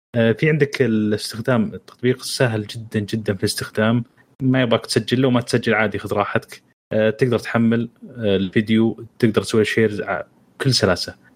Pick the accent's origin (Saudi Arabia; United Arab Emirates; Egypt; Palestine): Saudi Arabia; عندنا في السعودية